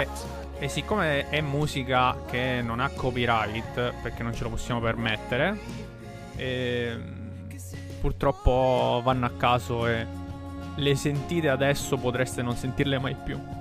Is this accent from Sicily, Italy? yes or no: yes; Milazzo, Sicily, Italy; le nostre parti sarebbero eh, la parte di eh, nel messinese a Milazzo